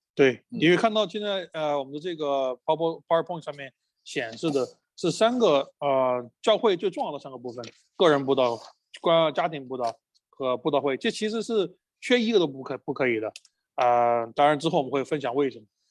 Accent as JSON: {"language": "Chinese", "town": "Chengdu", "region": "Sichuan", "country": "China", "also_born_or_lived": "United States", "moved": "as an adult", "lives_now": "Melbourne, Australia", "said": "来自于成都，中国成都。啊，我来墨尔本七年了吧，一共。啊，我来二零一零年来墨尔本，后来一三年又去了美国，一七年回到了墨尔本，所以加在一起七八年了"}